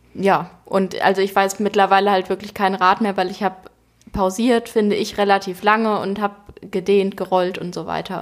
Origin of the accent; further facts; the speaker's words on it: Frankfurt, Hesse, Germany; moved away as an adult; now in Hamburg, Germany; in Frankfurt, in meiner Heimatstadt